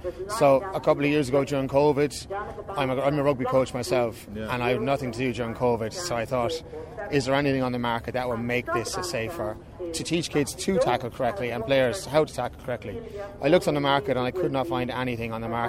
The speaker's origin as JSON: {"language": "English", "town": "Clonmel", "region": "Munster", "country": "Ireland", "said": "I'm from Clonmel"}